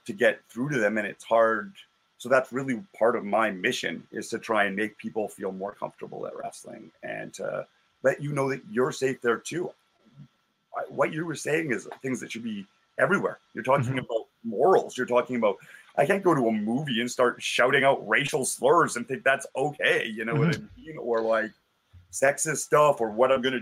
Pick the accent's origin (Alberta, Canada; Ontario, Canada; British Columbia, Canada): Alberta, Canada; Calgary; growing up in Calgary